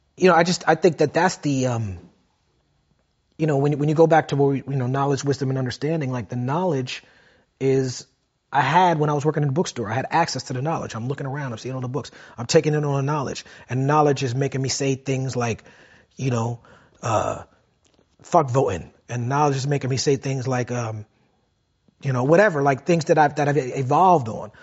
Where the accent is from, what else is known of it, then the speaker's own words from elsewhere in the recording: New York City, New York, United States; I grew up in Brooklyn